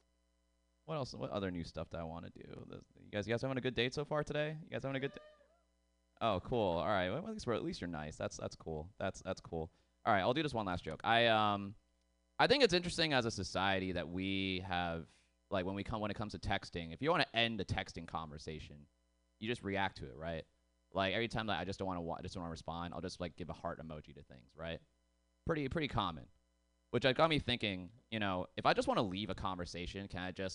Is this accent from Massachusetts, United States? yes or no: yes; Boston, Massachusetts, United States; moved away; I actually grew up in Boston